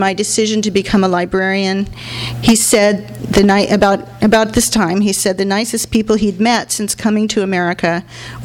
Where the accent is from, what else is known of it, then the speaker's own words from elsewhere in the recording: Los Angeles, California, United States; I grew up in Hollywood.